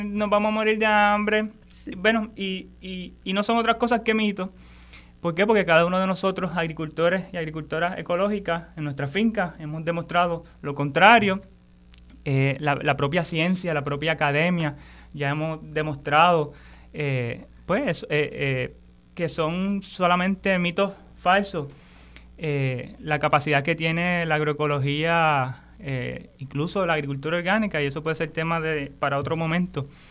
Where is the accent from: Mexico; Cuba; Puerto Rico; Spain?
Puerto Rico; nosotros como boricuas